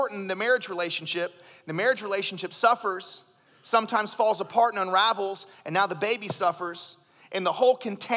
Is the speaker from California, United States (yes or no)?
no; Oklahoma, United States; I grew up in Oklahoma